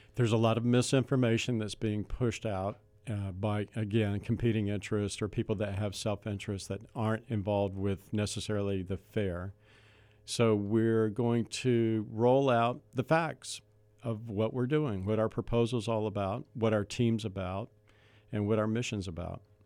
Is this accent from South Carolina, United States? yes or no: yes; Charleston, South Carolina, United States; now in Ventura County, United States; I grew up in Charleston, and so I understood, uh, small town environment, coastal small town environment